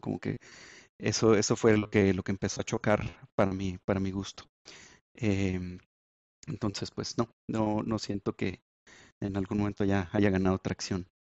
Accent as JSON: {"language": "Spanish", "region": "Chihuahua", "country": "Mexico", "said": "en Chihuahua, de donde soy"}